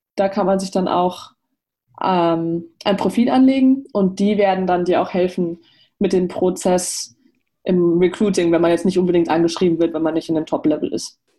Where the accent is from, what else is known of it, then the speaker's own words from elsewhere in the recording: Germany; moved away; Ich bin als Deutsche, die Ausländerin ist